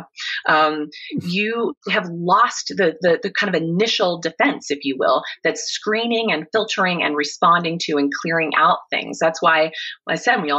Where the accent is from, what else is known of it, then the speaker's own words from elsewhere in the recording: Kansas, United States; I grew up in Kansas